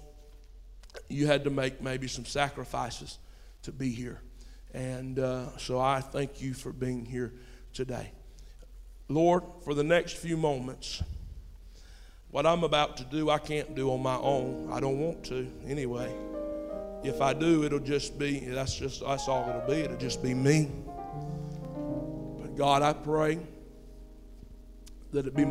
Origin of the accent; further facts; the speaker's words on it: United States; I'm an American